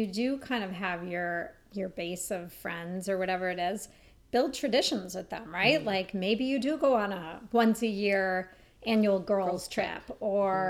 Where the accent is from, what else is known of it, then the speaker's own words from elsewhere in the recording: Minneapolis, Minnesota, United States; I grew up in Minneapolis.